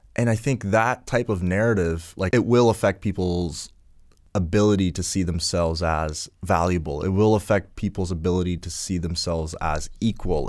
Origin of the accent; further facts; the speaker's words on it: Ghana; now in Canada; I come from Ghana